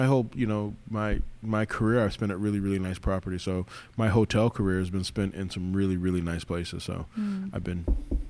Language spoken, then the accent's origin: English; Arizona, United States; also born or lived in Los Angeles, California; I was born in LA. I was raised in Arizona. I call myself kind of an Arizona boy. So, a lot of my formative years were in Arizona.